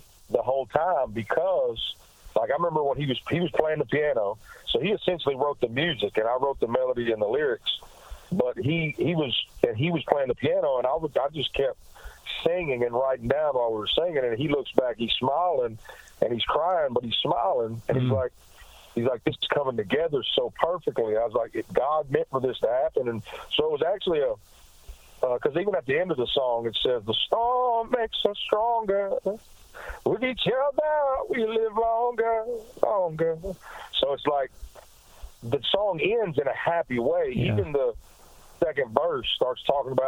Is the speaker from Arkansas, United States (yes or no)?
yes; Blytheville, Arkansas, United States; also born or lived in Memphis, Tennessee; now in Nashville, United States; I was born in Memphis, Tennessee, but I was raised across the bridge in Arkansas, a town called Blytheville, Arkansas